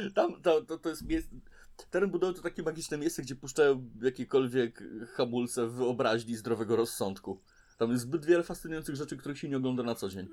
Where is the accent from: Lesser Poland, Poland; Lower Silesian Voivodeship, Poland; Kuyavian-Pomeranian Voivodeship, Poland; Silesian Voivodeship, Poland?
Kuyavian-Pomeranian Voivodeship, Poland; Toruń; u nas w Toruniu